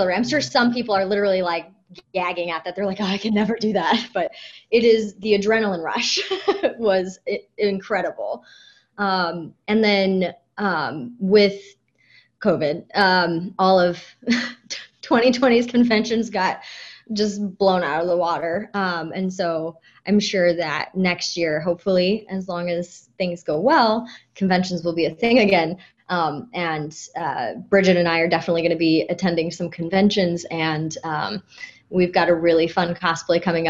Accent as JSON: {"language": "English", "region": "Southern California", "country": "United States", "tie": "born or raised there", "moved": "as an adult", "lives_now": "Missouri, United States", "said": "I grew up in Southern California"}